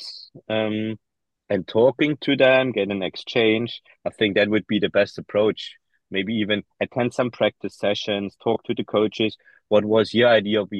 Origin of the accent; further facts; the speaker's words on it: Germany; I'm German. I grew up in the German system